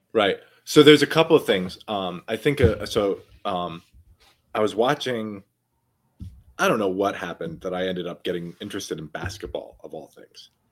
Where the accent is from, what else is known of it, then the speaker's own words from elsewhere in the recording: New York City, New York, United States; growing up in New York City, right, when I was playing basketball all the time